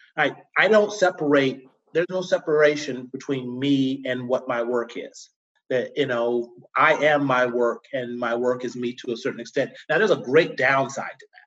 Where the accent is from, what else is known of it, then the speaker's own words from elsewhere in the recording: Tidewater, Virginia, United States; As growing up in the South in Virginia, I was grew up in Tidewater on the coast of Virginia